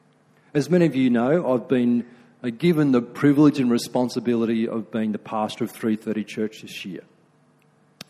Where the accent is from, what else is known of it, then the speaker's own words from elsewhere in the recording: Australia; I'm being very Aussie